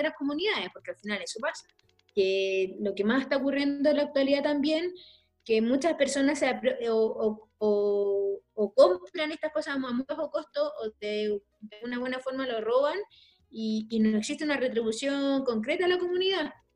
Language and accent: Spanish; Chile; also born or lived in La Legua, Santiago